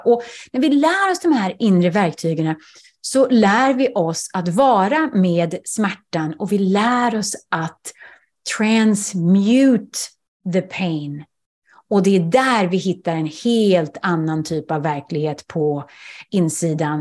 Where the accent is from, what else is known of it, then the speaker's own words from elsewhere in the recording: Sweden; first language Swedish; moved away; jag är svensk